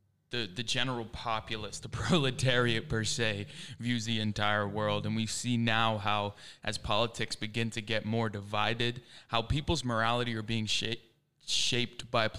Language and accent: English; suburbs of Philadelphia, Pennsylvania, United States; also born or lived in England; I'm 21, born in England, raised in the suburbs of Philadelphia, Pennsylvania.